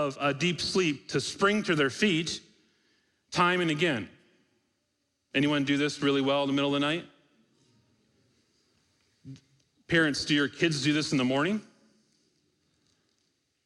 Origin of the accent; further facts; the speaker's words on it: Michigan, United States; We grew up in Michigan